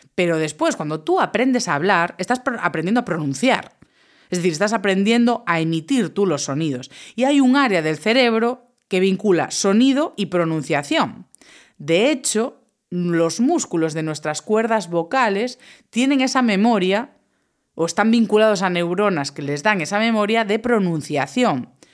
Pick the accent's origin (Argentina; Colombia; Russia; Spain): Spain; Galicia; mi tierra, en Galicia